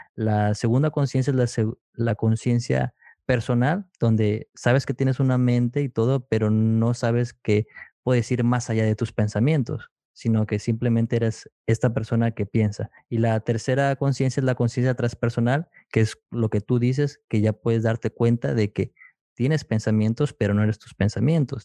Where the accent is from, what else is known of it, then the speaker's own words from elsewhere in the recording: McAllen, Texas, United States; yo soy de McAllen, Texas